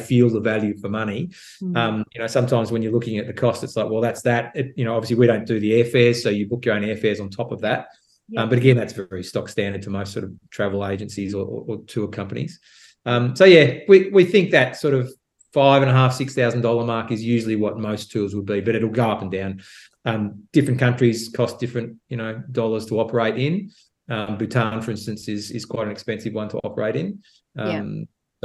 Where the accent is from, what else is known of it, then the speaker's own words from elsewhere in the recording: Australia; as an Australian